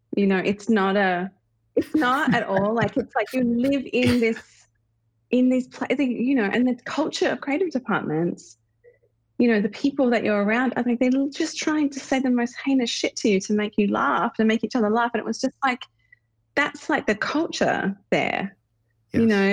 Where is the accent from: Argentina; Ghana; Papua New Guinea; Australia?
Australia; now in United States; as an Australian